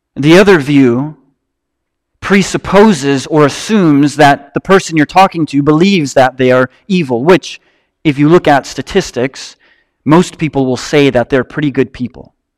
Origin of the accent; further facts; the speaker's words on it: Marinette, Wisconsin, United States; moved away; also born or lived in Louisville, Kentucky; I'm from Marinette, Wisconsin